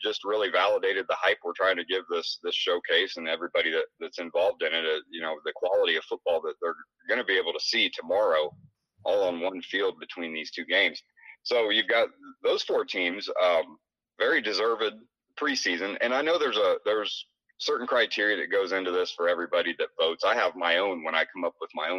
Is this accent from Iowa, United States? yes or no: yes; Southeast Iowa, United States; we're from Southeast Iowa